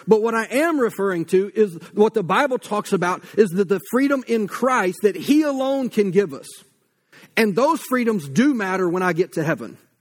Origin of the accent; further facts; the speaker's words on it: United States; as Americans